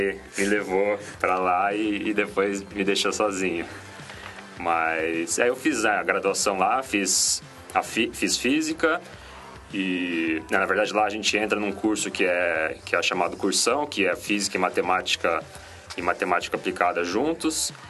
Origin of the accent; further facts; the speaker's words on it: Curitiba, Paraná, Brazil; moved away as an adult; eu nasci em Curitiba, né, nasci, vivi lá até quando eu passei na, na universidade, entrei na universidade